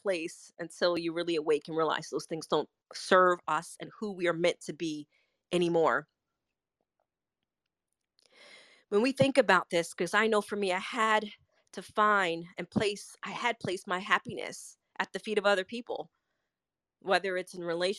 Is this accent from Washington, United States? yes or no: no; New York, United States; I'm a New Yorker